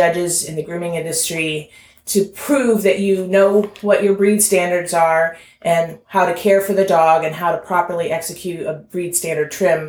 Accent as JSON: {"language": "English", "town": "Alexandria", "region": "Indiana", "country": "United States", "also_born_or_lived": "Plymouth, Indiana", "said": "Well, I actually am from Alexandria, Indiana."}